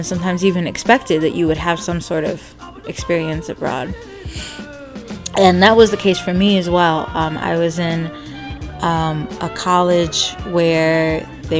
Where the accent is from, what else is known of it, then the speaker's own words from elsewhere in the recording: Michigan, United States; I am from Michigan, born and raised